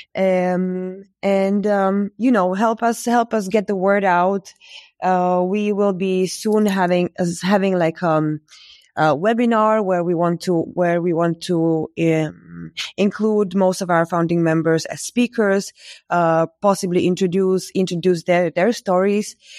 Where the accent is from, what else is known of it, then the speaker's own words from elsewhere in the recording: Bratislava, Bratislava Region, Slovakia; also born or lived in Berlin; I am from Slovakia, in Bratislava, where I am based right